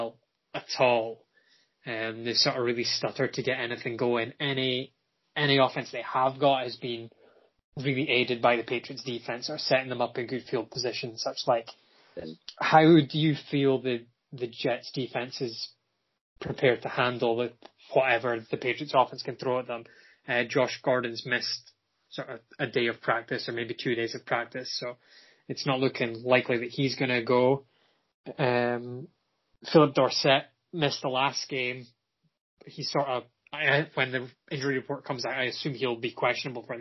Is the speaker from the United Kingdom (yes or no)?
yes; United Kingdom; I'm British